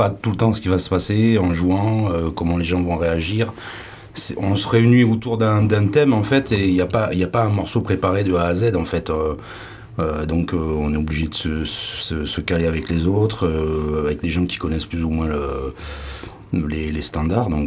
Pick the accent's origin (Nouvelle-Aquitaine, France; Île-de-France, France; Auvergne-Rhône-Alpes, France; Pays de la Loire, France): Nouvelle-Aquitaine, France; Limoges; also born or lived in Paris banlieue; now in Landes, France; Je suis de Limoges. Je suis né à Limoges.